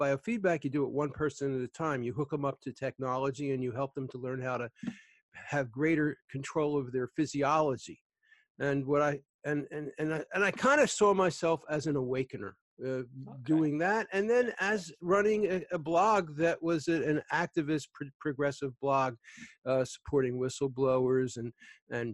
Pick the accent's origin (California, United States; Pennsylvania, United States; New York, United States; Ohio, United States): Pennsylvania, United States; Philadelphia; I grew up in Philly. I'm in the Philly suburbs now